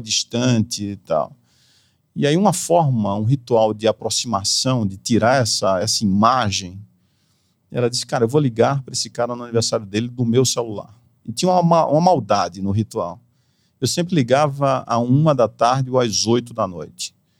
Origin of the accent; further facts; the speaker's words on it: Recife, Pernambuco, Brazil; moved away as an adult; also born or lived in Walnut Creek, California, United States; now in São Paulo, Brazil; eu nasci na Califórnia, Walnut Creek, sou californiano, americano, de passaporte americano e voltei para Recife com um ano e meio. Então eu me considero pernambucano